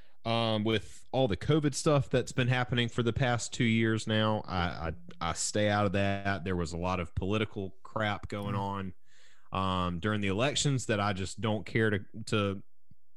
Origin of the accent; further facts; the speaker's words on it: the South, United States; I was trained as a kid growing up in the South, even though I'm not from Alabama